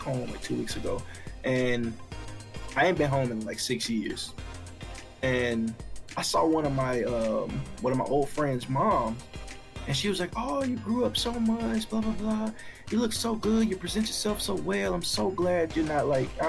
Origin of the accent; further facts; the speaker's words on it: Arkansas, United States; now in Texas, United States; I was in Arkansas. I grew up in Arkansas